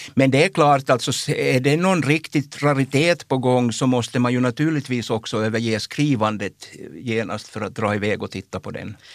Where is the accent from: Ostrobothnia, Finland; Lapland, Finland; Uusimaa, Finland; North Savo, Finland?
Ostrobothnia, Finland; Jakobstad; jag kommer ju från Jakobstad